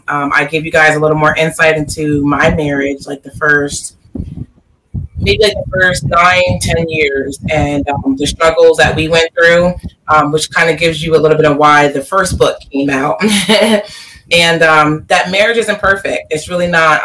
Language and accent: English; Delaware, United States; Born and raised in Delaware